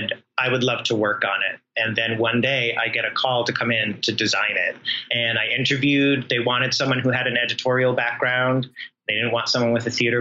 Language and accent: English; Rhode Island, United States; I grew up in Rhode Island